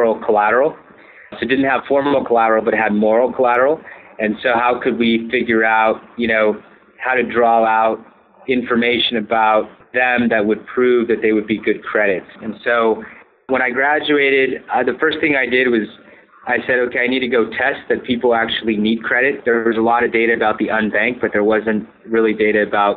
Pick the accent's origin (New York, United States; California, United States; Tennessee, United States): California, United States; Southern; I grew up in Southern California, Latino family neighborhood